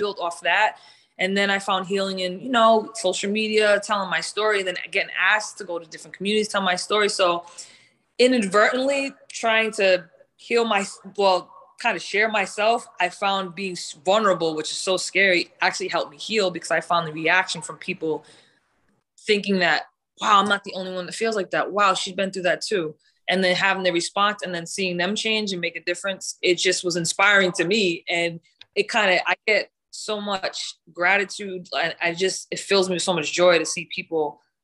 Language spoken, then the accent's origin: English; Providence, Rhode Island, United States; I grew up in Providence, Rhode Island